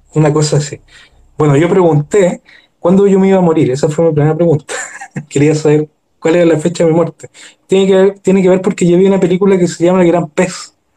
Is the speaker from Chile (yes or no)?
yes; Maipú, Santiago Metropolitan Region, Chile; also born or lived in Spain; yo soy de Maipú